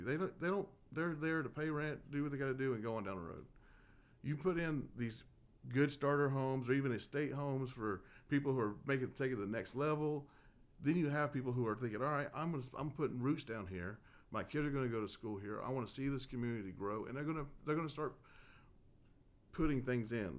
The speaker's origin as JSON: {"language": "English", "town": "Dallas", "region": "Texas", "country": "United States", "tie": "born or raised there", "also_born_or_lived": "Southern California / Tahoe / Corpus Christi, Texas", "moved": "as an adult", "lives_now": "Temple, United States", "said": "I was born in Southern California, raised in Dallas, Georgia"}